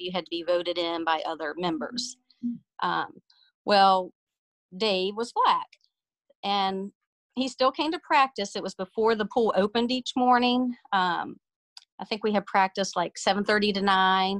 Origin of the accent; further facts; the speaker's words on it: Colonial Heights, Virginia, United States; I grew up in Colonial Heights, Virginia, which is, I guess, about 30 miles south of Richmond.